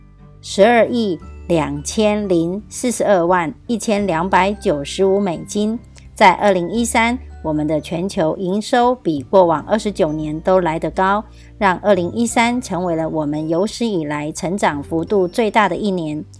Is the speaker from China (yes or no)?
no; Miaoli County, Taiwan